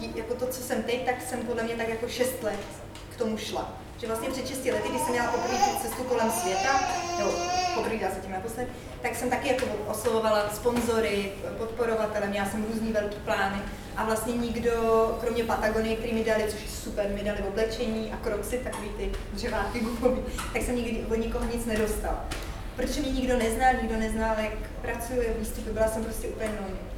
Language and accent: Czech; Czechia; jsem hrozně jako hrdá, pišná na to, že jsem Čech